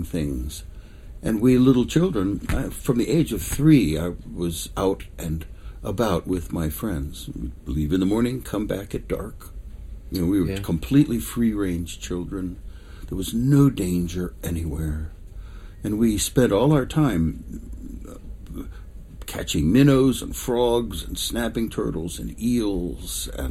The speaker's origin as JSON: {"language": "English", "town": "Alexandria", "region": "Virginia", "country": "United States", "tie": "born or raised there", "also_born_or_lived": "Manhattan, New York / Long Island, New York", "said": "I grew up in Alexandria, Virginia, about 15 miles from Washington, D.C. Moved there when we were 3 from New York"}